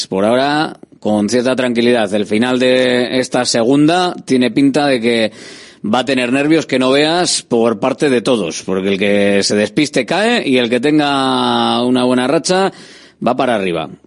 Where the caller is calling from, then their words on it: Getxo, Basque Country, Spain; de Guecho.